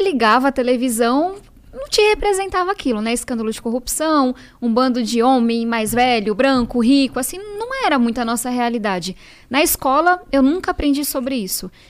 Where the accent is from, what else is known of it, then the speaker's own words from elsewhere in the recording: São Paulo, Brazil; Eu venho da Zona Sul de São Paulo